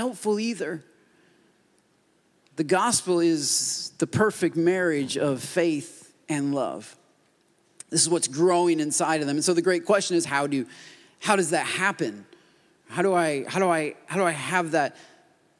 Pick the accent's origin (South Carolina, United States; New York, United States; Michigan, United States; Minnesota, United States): Michigan, United States; Port Huron; moved away; I grew up in Michigan, and that's just the way Michigan is. I mean, everybody looks like me. They're white, whiter, or whitest. That's mostly, I mean, at least in my town, that's Port Huron